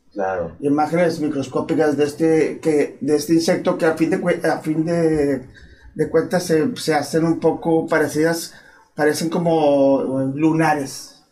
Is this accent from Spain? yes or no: no; Chihuahua, Mexico; now in Monterrey, Mexico; Nací en Chihuahua, pero prácticamente este, ya, eh, tengo muchos años viviendo en, Monterrey